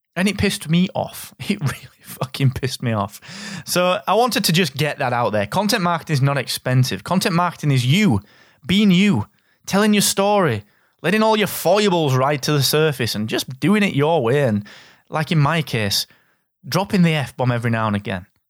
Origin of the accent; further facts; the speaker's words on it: the north of England, United Kingdom; your favourite Northern English guy